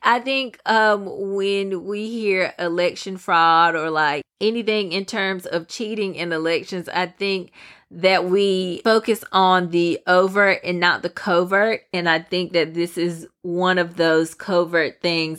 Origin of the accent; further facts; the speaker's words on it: United States; we as the American people